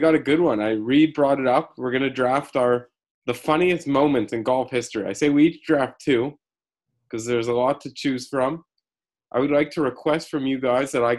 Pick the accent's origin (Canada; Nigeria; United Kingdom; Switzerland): Canada; As a Canadian